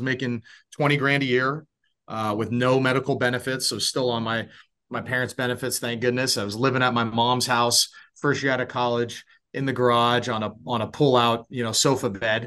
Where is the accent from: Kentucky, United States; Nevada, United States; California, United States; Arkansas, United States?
California, United States; San Francisco Bay Area; also born or lived in Oregon; now in Orlando, United States; I grew up in the San Francisco Bay Area